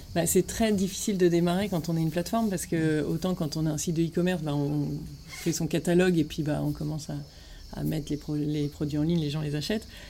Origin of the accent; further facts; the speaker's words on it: Ch'ti, Hauts-de-France, France; moved away as an adult; also born or lived in Lille / Paris; now in Marseille, France; je suis ch'ti